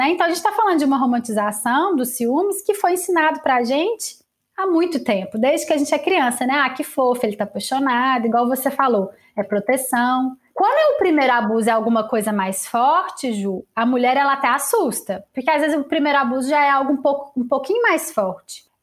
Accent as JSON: {"language": "Portuguese", "town": "Lavras", "region": "Minas Gerais", "country": "Brazil", "said": "Eu fui no shopping de Lavras, eu sou de Lavras, com meu amigo Igor, que é amigo meu desde que eu tenho 7 anos de idade"}